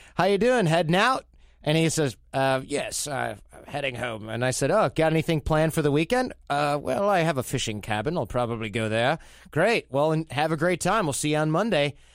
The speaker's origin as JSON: {"language": "English", "country": "United States", "said": "as an American"}